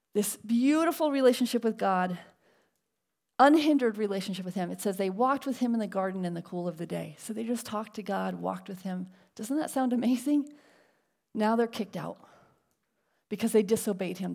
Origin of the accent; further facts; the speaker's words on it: Connecticut, United States; now in La Mirada, United States; we grew up in Connecticut